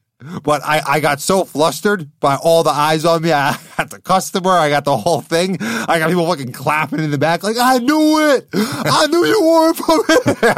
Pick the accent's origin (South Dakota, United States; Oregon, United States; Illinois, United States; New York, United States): New York, United States; I didn't have to go into, I'm from New York, man.